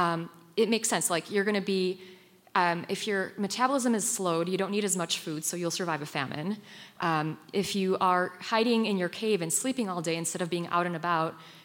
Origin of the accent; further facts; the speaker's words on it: Poland; moved away; I grew up in Poland, and I lived on the Ukrainian border growing up